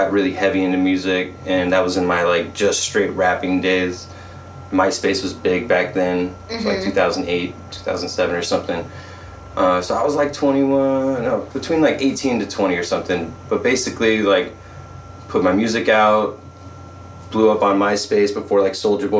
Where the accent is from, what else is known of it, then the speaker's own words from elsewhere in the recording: Santa Barbara, California, United States; also born or lived in New York / Nashville / Los Angeles; I'm homegrown. I'm Santa Barbara born and raised.